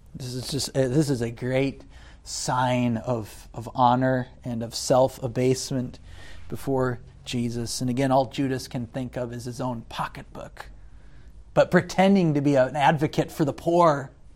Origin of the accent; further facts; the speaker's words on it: United States; as an American